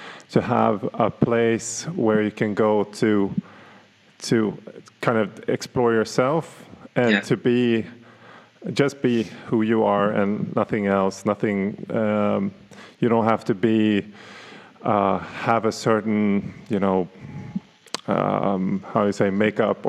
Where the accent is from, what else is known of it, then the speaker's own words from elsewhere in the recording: Stockholm, Stockholm County, Sweden; now in Berlin, Germany; Stockholm, I assume. That's my hometown